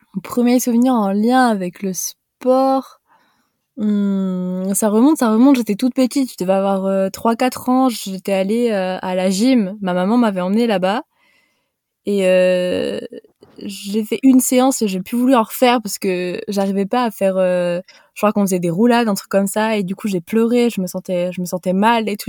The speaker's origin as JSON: {"language": "French", "area": "Haute-Savoie", "region": "Auvergne-Rhône-Alpes", "country": "France", "also_born_or_lived": "Montpellier", "said": "je suis de Haute-Savoie."}